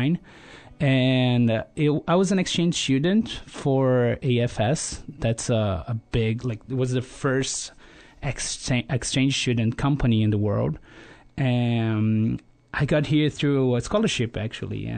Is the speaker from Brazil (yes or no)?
yes; Rio de Janeiro, Brazil; moved away as an adult; now in Sonoma, United States; I come from Rio, as I mentioned before, and it's such a huge city down there in Brazil.